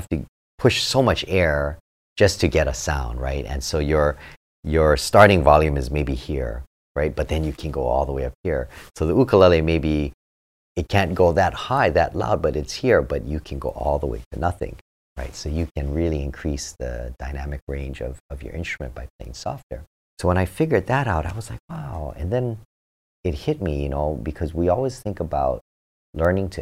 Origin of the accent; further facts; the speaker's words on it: Honolulu, Hawaii, United States; I was born and raised in Hawaii, in Honolulu.